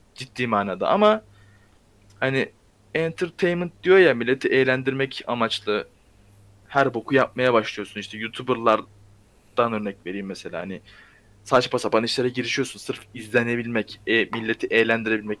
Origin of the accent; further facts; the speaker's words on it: Ankara, Turkey; Ben Ankaralıyım zaten.